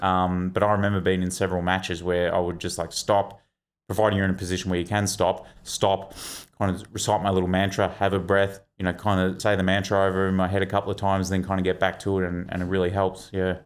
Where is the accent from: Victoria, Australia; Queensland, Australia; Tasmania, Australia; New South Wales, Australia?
Victoria, Australia; I'm from Victoria